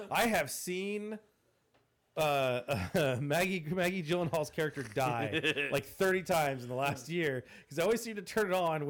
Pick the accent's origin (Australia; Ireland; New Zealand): Ireland; with that bad Irish accent. I'm Irish.